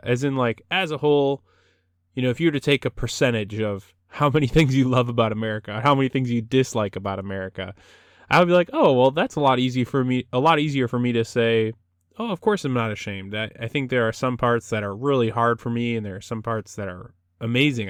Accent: United States; there are many things I love about being American

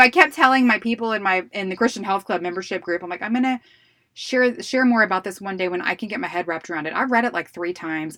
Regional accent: Houston, Texas, United States; we're in Texas and I'm from Houston

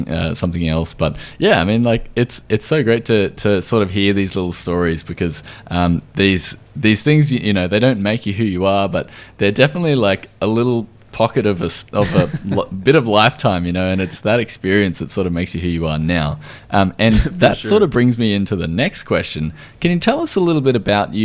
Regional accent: Australia; I am from Australia

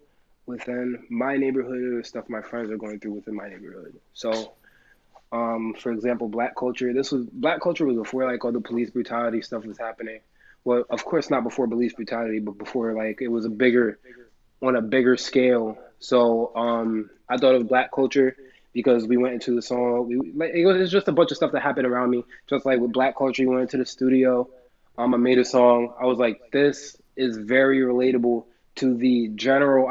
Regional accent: Jersey City, New Jersey, United States; I am a rapper from Jersey City, New Jersey

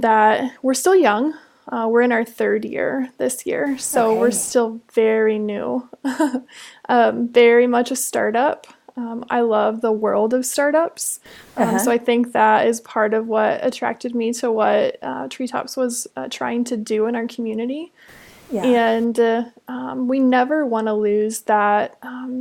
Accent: Indiana, United States; moved away as an adult; now in Tulsa, United States; I am originally from a really small town in Indiana

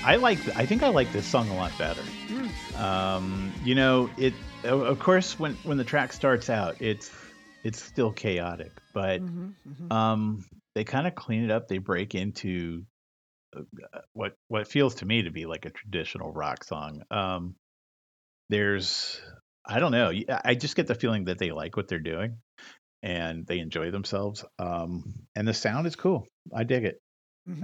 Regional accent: Modesto, California, United States; my hometown of Modesto, mm. California

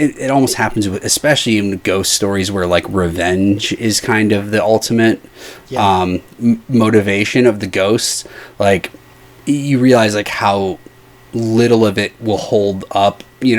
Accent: Midwest, United States; Now, again, I'm from the Midwest, and we will get foggy days.

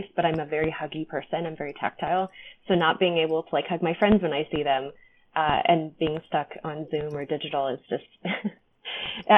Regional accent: California, United States; We're from California

